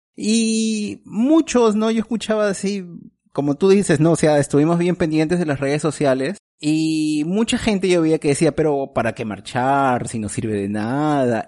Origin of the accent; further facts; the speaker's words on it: Peru; moved away; nuestro Congreso peruano